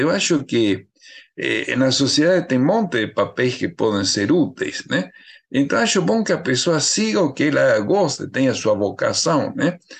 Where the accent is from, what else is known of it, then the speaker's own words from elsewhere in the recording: Argentina; accent: Argentine; Portuguese is a second language; moved away as an adult; now in Brazil; pelo sotaque deve dar para ver que eu sou argentino, né? Eu estava na Argentina estudando biologia